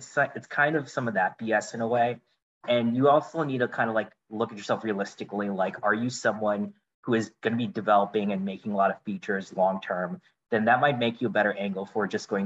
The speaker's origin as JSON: {"language": "English", "region": "Indiana", "country": "United States", "tie": "born or raised there", "moved": "as an adult", "lives_now": "Los Angeles, United States", "said": "I grew up in the Midwest from Indiana"}